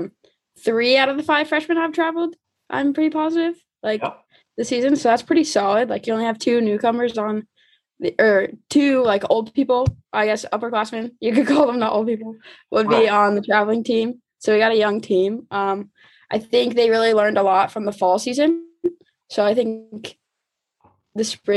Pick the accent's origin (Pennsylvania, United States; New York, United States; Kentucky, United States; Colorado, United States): Kentucky, United States; Shelbyville; Shelbyville, my hometown, grew up, lived there for basically all my life, kind of like right outside of Louisville